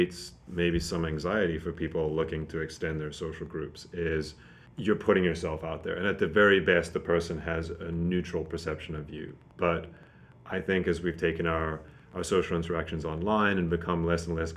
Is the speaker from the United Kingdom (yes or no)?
no; Zimbabwe; moved away; I tell people I'm from Zimbabwe